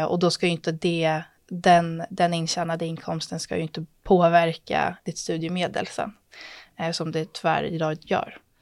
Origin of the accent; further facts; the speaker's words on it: Stockholm, Stockholm County, Sweden; jag är född och uppvuxen i Stockholm